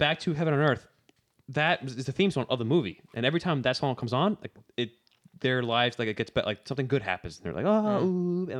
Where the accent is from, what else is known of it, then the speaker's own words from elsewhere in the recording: Boston, Massachusetts, United States; You know, hello. I'm from Boston.